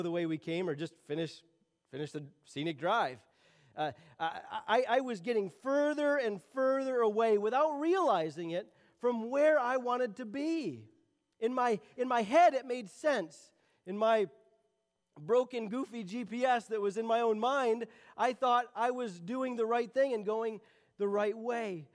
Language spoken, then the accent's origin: English; Michigan, United States; I'm from Michigan. I live in Michigan, and we don't have these things called mountains